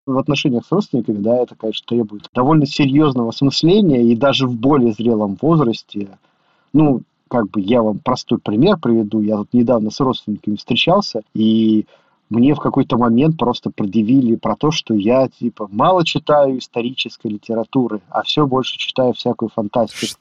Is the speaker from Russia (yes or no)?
yes; Ulyanovsk, Ulyanovsk Oblast, Russia; я из Ульяновска